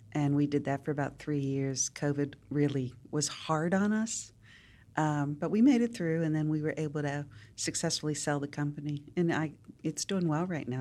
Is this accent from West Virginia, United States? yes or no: yes; Wheeling, West Virginia, United States; moved away as an adult; now in Nashville, United States; I grew up in Wheeling, West Virginia, very big Catholic family